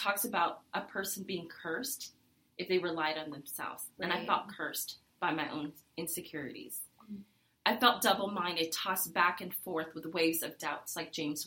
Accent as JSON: {"language": "English", "country": "Vietnam", "moved": "yes", "said": "I'm a refugee from Vietnam"}